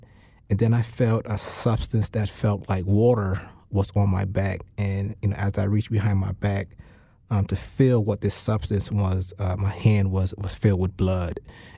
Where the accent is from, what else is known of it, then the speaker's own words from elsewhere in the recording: Hartford, Connecticut, United States; Yeah, I'm from Hartford. I was born on Eddy Street in the North End in the Upper Albany neighborhood. And, you know, I grew up in a community riddled with poverty, riddled with violence.